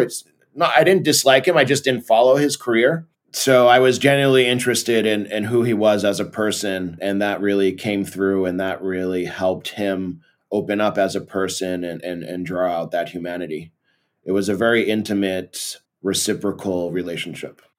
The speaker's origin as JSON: {"language": "English", "town": "Belo Horizonte", "region": "Minas Gerais", "country": "Brazil", "tie": "born or raised there", "also_born_or_lived": "Massachusetts, United States / São Paulo, Brazil", "moved": "as an adult", "lives_now": "California, United States", "said": "when I was eight years old, I moved to Belo Horizonte, Brazil, and lived there, and then in São Paulo, um, until I was twenty-four, and then I moved back to California"}